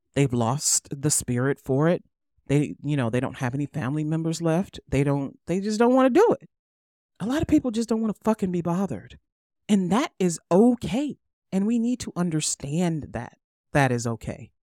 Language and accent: English; United States; I'm American